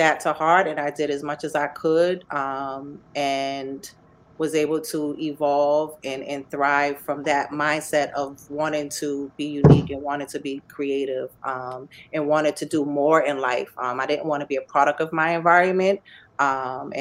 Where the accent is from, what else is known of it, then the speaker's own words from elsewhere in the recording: Boston, Massachusetts, United States; moved away as an adult; also born or lived in Brookline, Massachusetts / Cambridge, Massachusetts / Amherst, Massachusetts / New York City, New York; now in New Haven, United States; I am from Boston, Massachusetts. I grew up in Roxbury